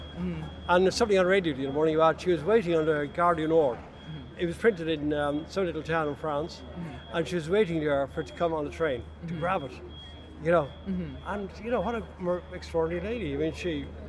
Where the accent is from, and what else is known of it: Dublin, Leinster, Ireland